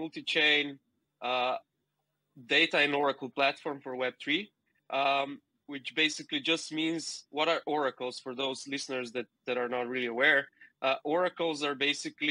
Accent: Slovenia; moved away as an adult; also born or lived in Shanghai, China; I come from Slovenia, a very small country in the, let's say, center east of Europe

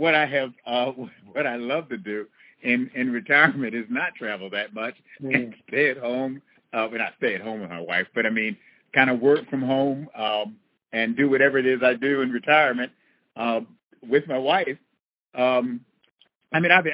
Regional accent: Buffalo, New York, United States; also born or lived in North Carolina; I grew up in Buffalo, New York, and spent all of my winters there.

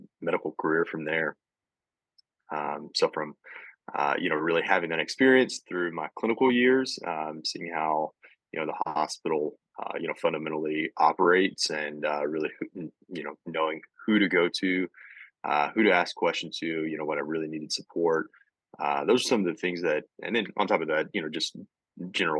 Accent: Southeast Missouri, United States; moved away as an adult; also born or lived in Jonesboro, Arkansas; now in Kirksville, United States; I am originally from Southeast Missouri, along the Boot Hill, a small town called Zenith, Missouri

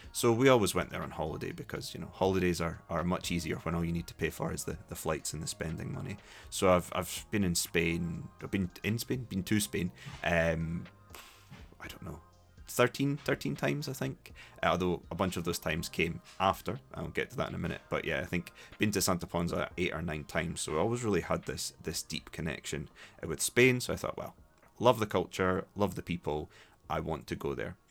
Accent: Dundee, Scotland, United Kingdom; accent: Scottish; also born or lived in Glasgow; was born in Dundee, grew up in Dundee, went to school there.

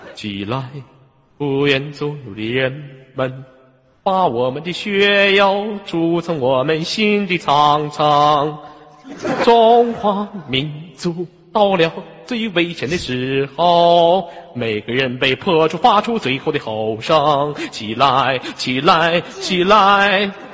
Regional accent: Inner Mongolia, China; 来自于美丽的大草原，内蒙古

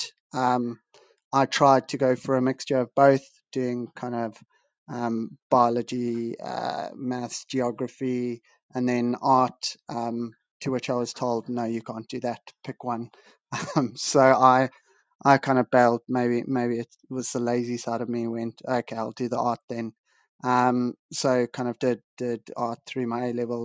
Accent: Bulawayo, Zimbabwe; moved away as an adult; I was born and raised in Zimbabwe, lived in the second largest city, Bulawayo, for 18 years.

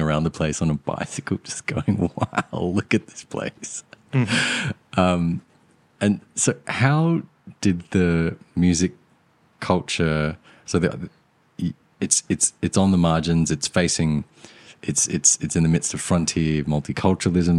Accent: Australia; also born or lived in Sri Lanka; growing up in Australia, being from Sri Lanka

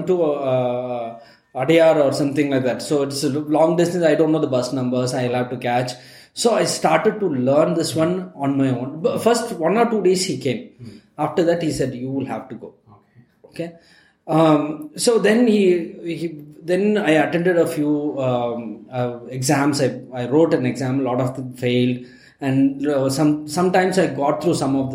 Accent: Ooty, Tamil Nadu, India; now in Bangalore, India; I'm from Ooty originally

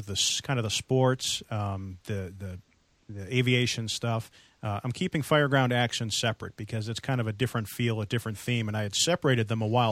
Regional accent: East Coast, United States; also born or lived in Metro Boston area; now in West Coast, United States; I come originally from the East Coast where we had radio systems and paging systems

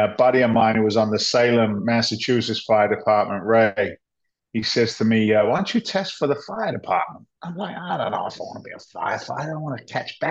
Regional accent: England, United Kingdom; moved away as an adult; also born or lived in London; now in United States; I was an immigrant to the States. I came from England back in 86.

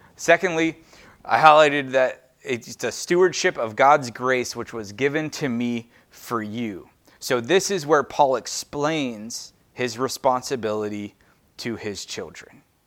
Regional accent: United States; I'm American

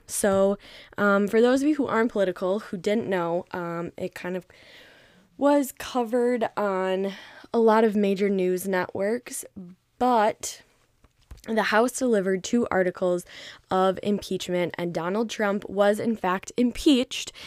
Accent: Minnesota, United States; I'm Minnesota born and raised.

